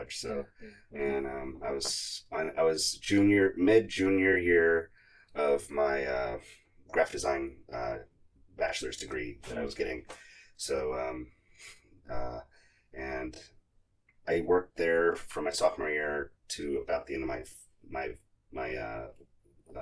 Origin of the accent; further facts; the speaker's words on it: Austin, Texas, United States; also born or lived in Denver, Colorado / Sarasota, Florida; I was born and raised in Austin, Texas, and went to school here